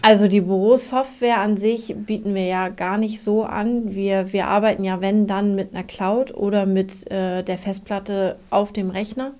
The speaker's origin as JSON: {"language": "German", "country": "Germany", "said": "ich komme aus Jemstedt"}